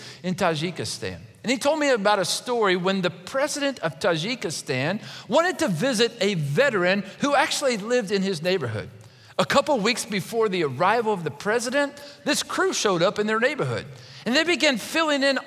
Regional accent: Kentucky, United States; When I was growing up in Kentucky, we lived out in the rural part of my city

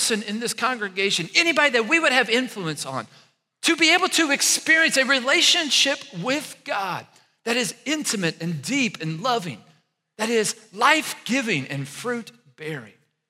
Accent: Maysville, Kentucky, United States; moved away as an adult; also born or lived in Louisville, Kentucky / Noblesville, Indiana; my hometown, Maysville, Kentucky

